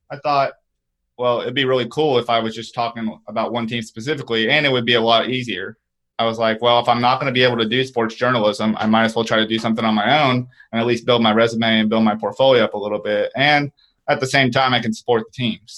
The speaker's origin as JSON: {"language": "English", "town": "Chattanooga", "region": "Tennessee", "country": "United States", "moved": "as an adult", "lives_now": "Atlanta, United States", "said": "I'm actually from Tennessee, but I'm from the east side of Tennessee in Chattanooga."}